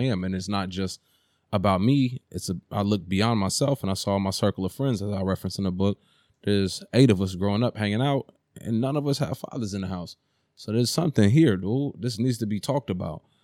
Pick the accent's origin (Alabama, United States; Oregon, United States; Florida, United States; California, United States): California, United States; Oakland; growing up in East Oakland